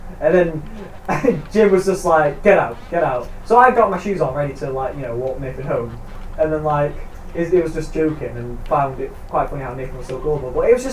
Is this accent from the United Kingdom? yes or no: yes; United Kingdom; we're British